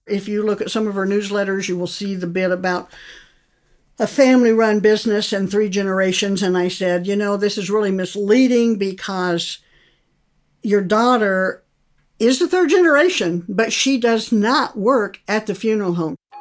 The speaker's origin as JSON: {"language": "English", "town": "Montrose", "region": "Colorado", "country": "United States", "tie": "born or raised there", "moved": "as an adult", "lives_now": "Kentucky, United States", "said": "I am currently living in Kentucky, but I grew up in Montrose. I was raised there, went to school there"}